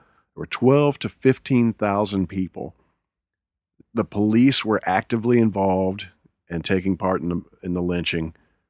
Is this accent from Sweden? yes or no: no; Midwest, United States; Now, I'm a Midwesterner. I grew up in the Midwest, and we would get 8 inches of snow